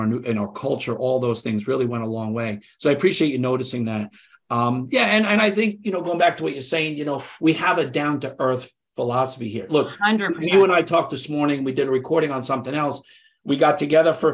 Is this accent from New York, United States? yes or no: yes; New York, United States; I'm from New York. I grew up here